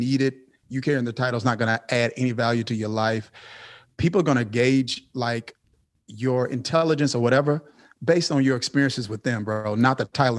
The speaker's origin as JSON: {"language": "English", "town": "Kilmichael", "region": "Mississippi", "country": "United States", "said": "I come from Kilmichael, Mississippi. And that's a town of 630 something people. My high school graduating class was 30 something people."}